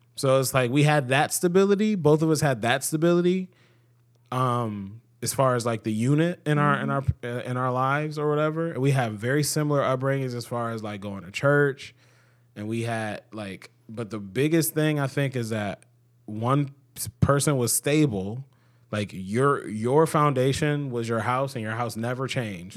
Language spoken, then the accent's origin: English; Cleveland, Ohio, United States; I grew up in Cleveland, and I grew up in, you know, a decent s, part of Cleveland.